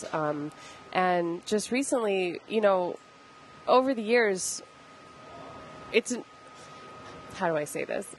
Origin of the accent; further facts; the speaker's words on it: Idaho, United States; growing up in Idaho